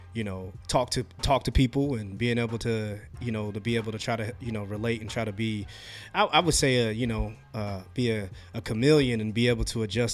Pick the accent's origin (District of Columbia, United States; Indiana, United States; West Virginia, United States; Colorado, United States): Indiana, United States; Marion; cause I'm from Marion, Indiana